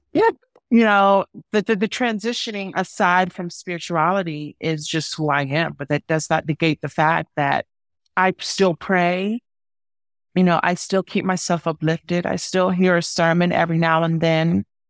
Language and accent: English; Baltimore, Maryland, United States; accent: Mid-Atlantic; moved away as an adult; also born or lived in San Francisco; growing up in Baltimore, you know, because we have all of these, like, Mid-Atlantic root and our dialects are all